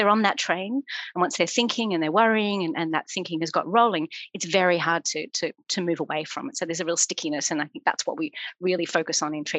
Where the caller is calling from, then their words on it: London, United Kingdom; I'm zooming in from London.